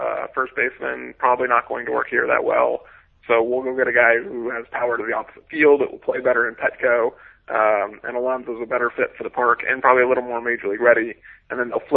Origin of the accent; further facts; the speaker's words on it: Seattle, Washington, United States; growing up in Seattle